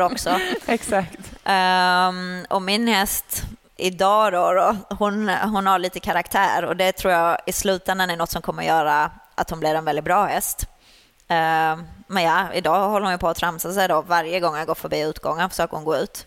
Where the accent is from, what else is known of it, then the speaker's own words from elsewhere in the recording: Sweden; moved away as an adult; now in Netherlands; jag red ju ponny uh, junior uh, hemma i Sverige. Sen flyttade jag utomlands när jag var 19